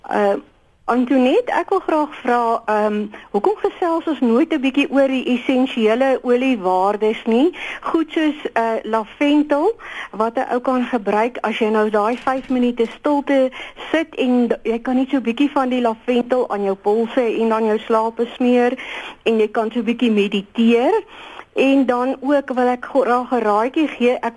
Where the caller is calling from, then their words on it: Parys, Free State, South Africa; van Parys.